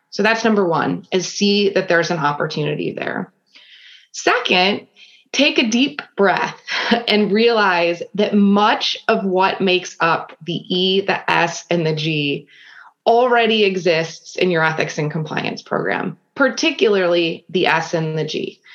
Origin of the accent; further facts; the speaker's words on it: Grosse Pointe, Michigan, United States; also born or lived in Granville, Ohio; now in Cleveland, United States; I grew up in Grosse Pointe, Michigan, which is a suburb of Detroit